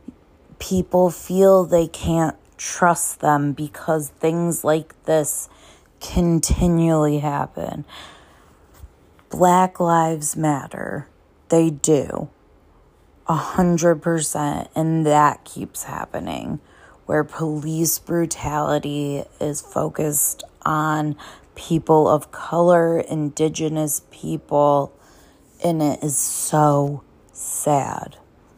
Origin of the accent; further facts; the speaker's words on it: Cheshire, Connecticut, United States; I am from Cheshire, Connecticut, grew up right near the Pettits